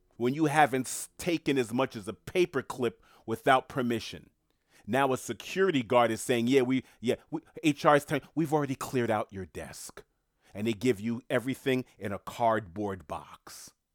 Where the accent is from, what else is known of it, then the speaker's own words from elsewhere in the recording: New York City, New York, United States; moved away; I'm born and raised in Queens